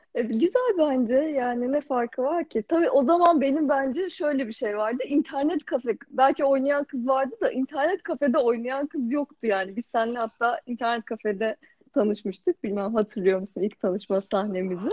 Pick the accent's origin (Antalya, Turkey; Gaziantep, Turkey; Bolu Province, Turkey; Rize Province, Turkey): Rize Province, Turkey; Zaten Rize gibi bir yerde doğmuşum